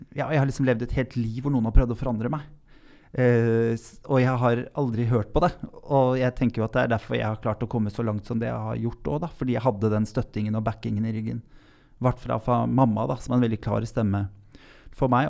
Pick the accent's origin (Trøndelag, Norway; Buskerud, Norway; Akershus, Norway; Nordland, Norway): Buskerud, Norway; Lier; also born or lived in Drammen; Jeg vokste opp på Tranby i Lier. Født i Drammen